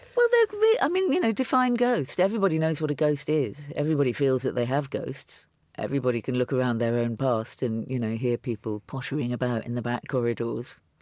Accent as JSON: {"language": "English", "region": "London", "country": "United Kingdom", "said": "I'm a Londoner"}